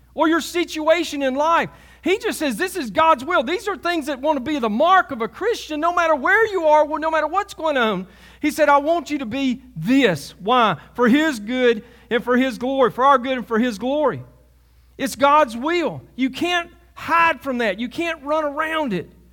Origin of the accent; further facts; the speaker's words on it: Alabama, United States; also born or lived in Selma, Alabama; I'm from Alabama